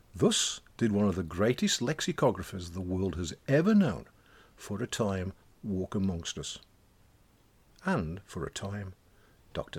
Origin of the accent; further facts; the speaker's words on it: Black Country, West Midlands, United Kingdom; accent: Black Country dialect; now in Welsh borders; our black country dialect